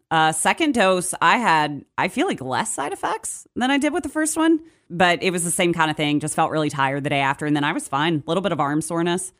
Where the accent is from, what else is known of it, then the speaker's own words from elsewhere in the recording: Charlotte, North Carolina, United States; moved away as an adult; also born or lived in Morgantown, West Virginia; now in Martinsburg, United States; I'm originally from Charlotte, North Carolina. Born and raised there. I moved to Morgantown, West Virginia when I was twenty-one.